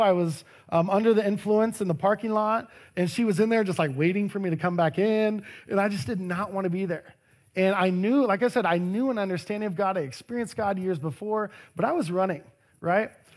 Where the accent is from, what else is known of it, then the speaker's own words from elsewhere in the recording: Harlingen, Texas, United States; moved away as an adult; also born or lived in Austin, Texas; Over two thousand miles is where my hometown is, Harlingen, Texas